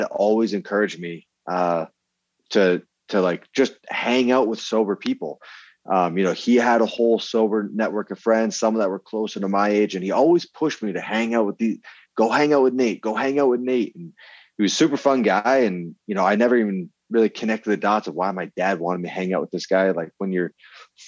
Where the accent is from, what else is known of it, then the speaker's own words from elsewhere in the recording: Vermont, United States; I grew up in Vermont